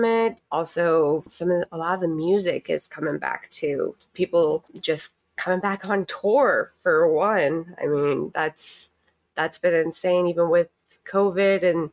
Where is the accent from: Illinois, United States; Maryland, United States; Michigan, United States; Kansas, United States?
Kansas, United States; me in Kansas with two older brothers